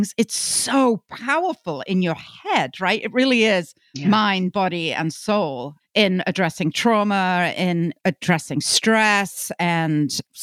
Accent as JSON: {"language": "English", "region": "England", "country": "United Kingdom", "said": "we have our own history in England."}